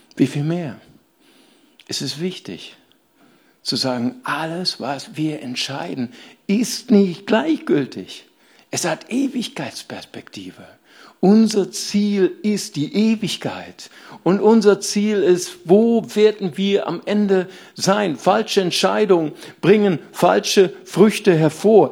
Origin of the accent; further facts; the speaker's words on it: Rhineland, Germany; Ich komme aus dem Rheinland